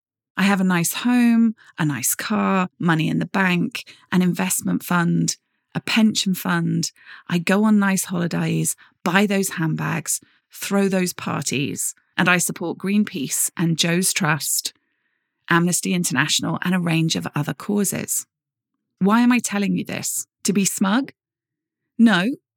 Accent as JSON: {"language": "English", "country": "Jersey", "tie": "born or raised there", "said": "Growing up, I grew up in Jersey, in the Channel Islands, which many of you will have heard of."}